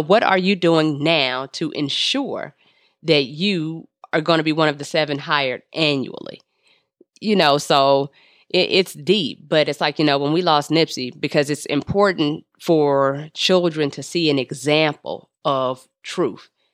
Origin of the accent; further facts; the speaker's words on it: Los Angeles, California, United States; I'm from the Crenshaw district